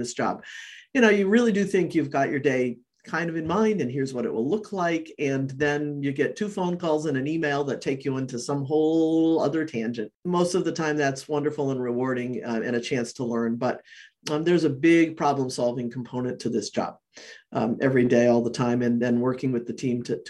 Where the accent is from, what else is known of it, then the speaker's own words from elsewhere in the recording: New Hampshire, United States; now in Maine, United States; I grew up in New Hampshire